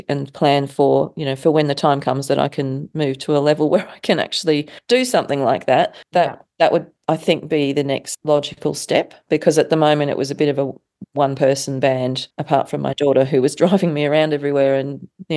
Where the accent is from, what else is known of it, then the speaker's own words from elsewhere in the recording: Australia; I was coming from Australia